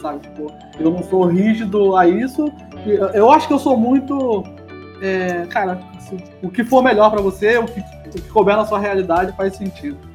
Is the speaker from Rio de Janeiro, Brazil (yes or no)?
yes; Rio de Janeiro, Brazil; accent: carioca; moved away as an adult; also born or lived in São Paulo; Sou carioca